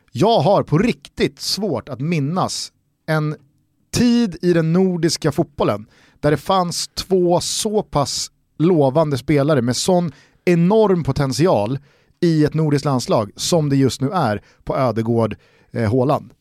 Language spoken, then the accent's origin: Swedish; Sweden; som svenskar